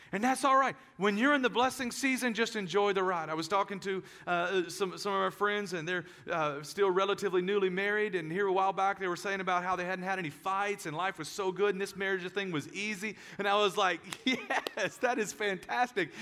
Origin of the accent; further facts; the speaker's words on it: United States; as American Christians